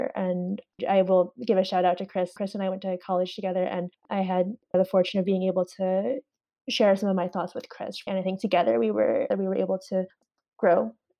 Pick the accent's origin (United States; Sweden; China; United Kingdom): China; born there; I knew that I was adopted from China.